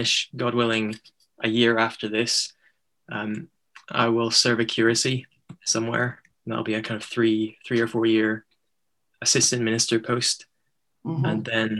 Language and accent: English; Bangor, Northern Ireland, United Kingdom; moved away as an adult; I grew up in Bangor, was there till I was 18